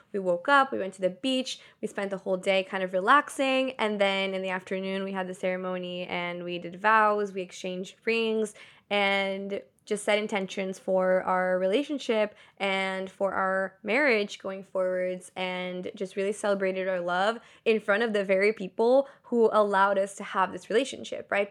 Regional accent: Brazil; born or raised there; moved away

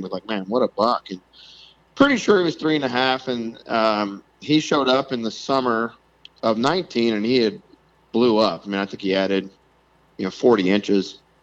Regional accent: South Louisiana, United States; moved away as an adult; now in Iowa City, United States; I grew up in South Louisiana

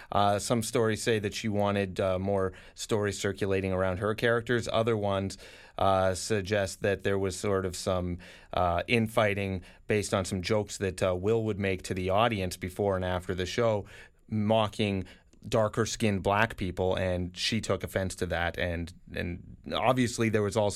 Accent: Canada; I have a problem coming back into my own freaking country when I've been born and raised in Canada.

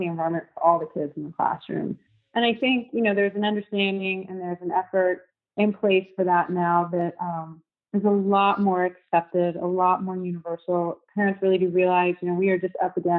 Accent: Houston, Texas, United States; a friend that I grew up with in Houston, a high school friend

